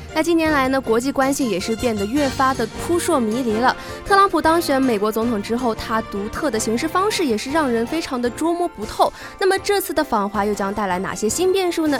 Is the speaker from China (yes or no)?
yes; China; 我们中国人